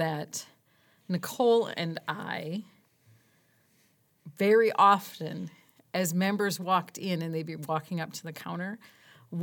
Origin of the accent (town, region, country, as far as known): Wisconsin, United States; accent: Wisconsin